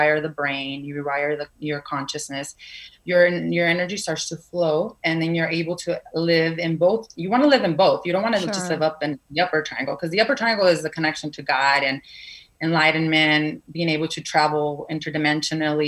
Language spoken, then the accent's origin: English; Mexico; I was born in Mexico, but there's still some Spaniard blood in me